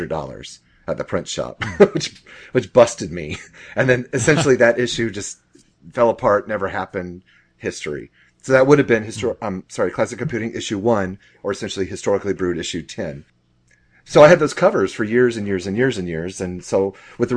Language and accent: English; Jacksonville, Florida, United States; moved away as an adult; also born or lived in El Paso, Texas / Germany; now in Atlanta, United States; my hometown, Jacksonville, Florida